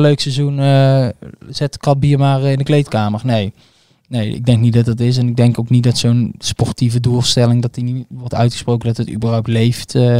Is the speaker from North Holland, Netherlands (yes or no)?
no; North Brabant, Netherlands; also born or lived in Bonaire; ik ben een Brabander